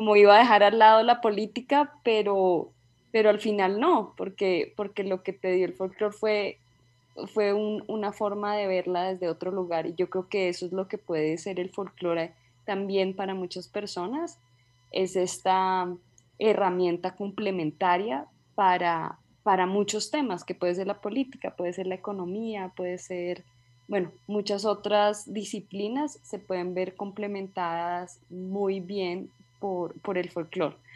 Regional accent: Colombia; also born or lived in United States; soy una antropóloga colombiana

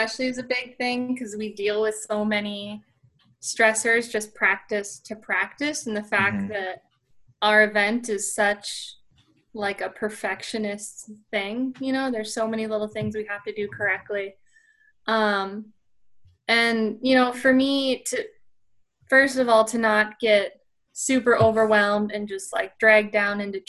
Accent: Minnesota, United States; moved away as an adult; also born or lived in Arizona; now in Fargo, United States; I'm from Minnesota

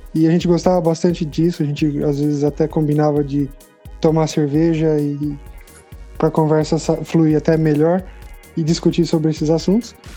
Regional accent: Brazil; now in Berlin, Germany; eu sou brasileiro assim como os outros dois

